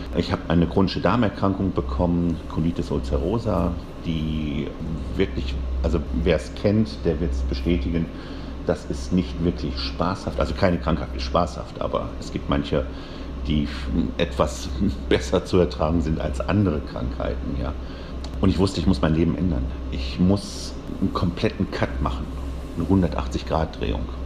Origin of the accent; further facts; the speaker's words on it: Bochum, North Rhine-Westphalia, Germany; also born or lived in Essen; aufgewachsen bin ich eigentlich in Bochum, also zur Schule gegangen